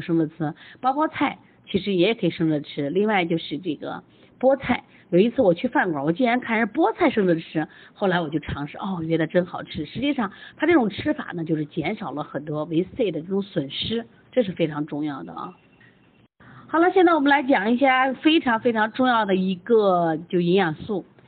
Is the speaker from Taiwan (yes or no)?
no; China; 我们中国人